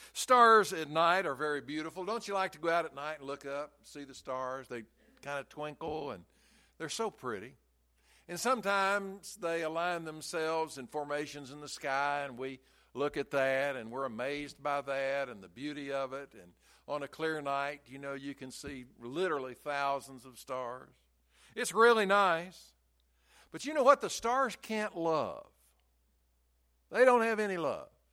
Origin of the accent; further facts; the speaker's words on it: Chattanooga, Tennessee, United States; I grew up in Chattanooga, and we could see Lookout Mountain and Signal Mountain all the time.